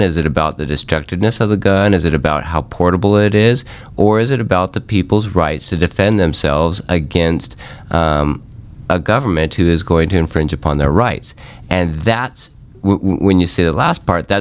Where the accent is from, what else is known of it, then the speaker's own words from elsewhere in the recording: Sandpoint, Idaho, United States; I grew up in Sandpoint, Idaho